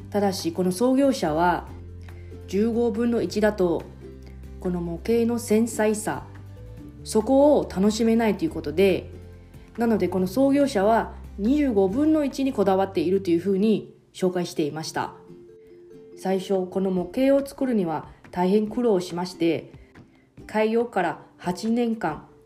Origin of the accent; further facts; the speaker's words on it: Taiwan; Japanese is a second language; moved away as an adult; now in Okinawa, Japan; 私台湾出身の記者